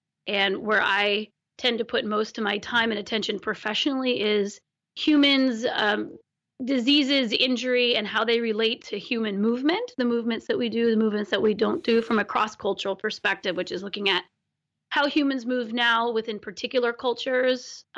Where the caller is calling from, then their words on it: Olympic Peninsula, Washington, United States; I'm calling from the Olympic Peninsula on the west coast of Washington, in Washington, the west coast of the United States